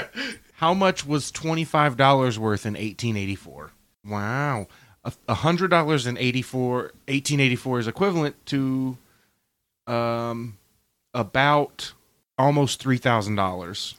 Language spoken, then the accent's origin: English; Florida, United States; I grew up in Florida